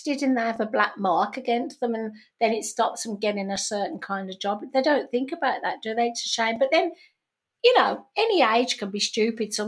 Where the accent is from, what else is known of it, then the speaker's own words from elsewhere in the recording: Birmingham, West Midlands, United Kingdom; moved away; in England, in Birmingham, my hometown